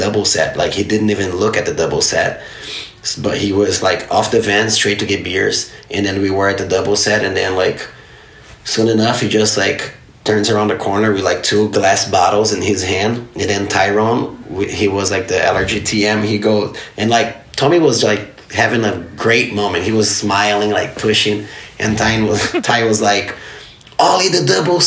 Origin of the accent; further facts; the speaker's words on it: Novo Hamburgo, Rio Grande do Sul, Brazil; moved away; I grew up in the city called Novo Hamburgo. It's a little town, a little outside of Porto Alegre, which is the capital city of the state, Rio Grande do Sul